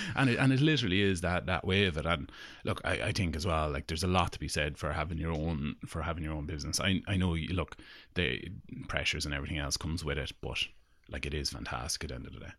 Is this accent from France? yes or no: no; Longford, Leinster, Ireland; we're from Longford